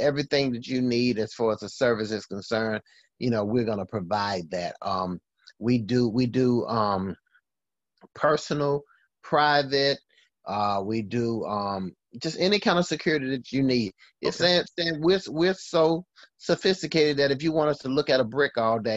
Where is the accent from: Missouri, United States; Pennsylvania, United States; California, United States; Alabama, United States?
Alabama, United States; moved away; growing up in the hood in Alabama